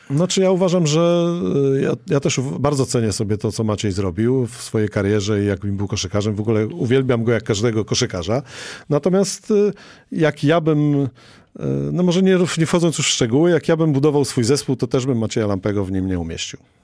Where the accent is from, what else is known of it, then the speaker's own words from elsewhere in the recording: Toruń, Kuyavian-Pomeranian Voivodeship, Poland; ja jestem z Torunia